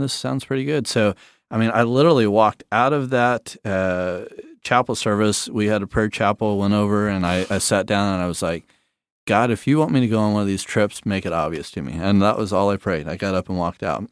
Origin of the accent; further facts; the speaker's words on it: Southern California, United States; growing up in South Dako, uh, Southern California, but we always went to South Dakota for like two months